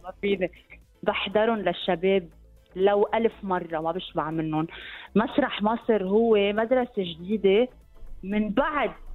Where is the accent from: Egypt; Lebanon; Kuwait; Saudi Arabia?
Lebanon